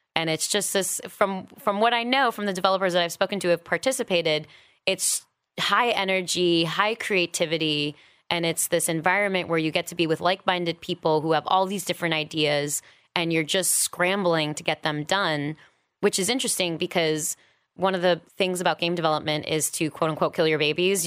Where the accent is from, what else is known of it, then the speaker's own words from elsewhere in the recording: New York City, New York, United States; moved away as an adult; also born or lived in San Francisco; now in Los Angeles, United States; I am from New York originally, born and raised. Didn't leave until I was about twenty-seven